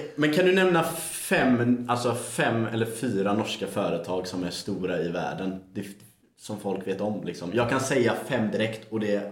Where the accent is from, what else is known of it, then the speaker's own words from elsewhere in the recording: Gothenburg, Västra Götaland, Sweden; jag är ju från eh, Sveriges bästa stad.